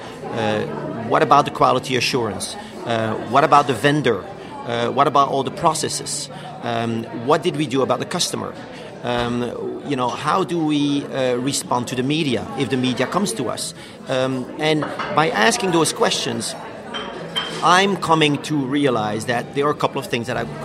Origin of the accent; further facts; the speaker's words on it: Belgium; moved away as an adult; now in New York, United States; I'm from Belgium. I'm 46. I have three kids, fantastic wife, living in New York for 20 years.